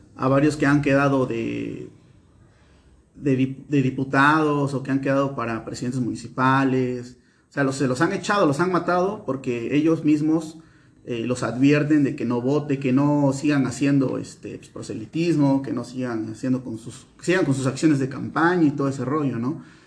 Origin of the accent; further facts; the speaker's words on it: Veracruz, Mexico; nosotros somos veracruzanos